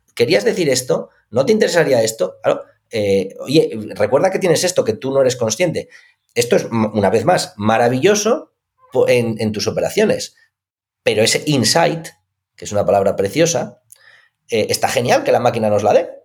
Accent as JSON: {"language": "Spanish", "region": "Asturias", "country": "Spain", "said": "yo soy de Asturias"}